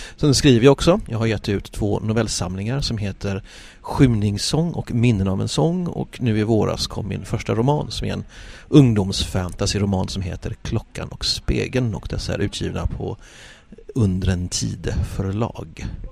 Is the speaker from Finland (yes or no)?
no; Gothenburg, Västra Götaland, Sweden; jag är göteborgare, eh, av födsel och, eh, vana